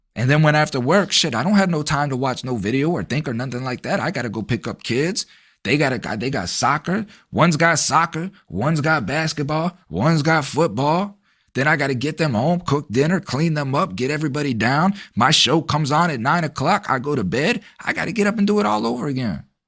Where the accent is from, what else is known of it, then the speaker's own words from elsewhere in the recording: United States; American citizens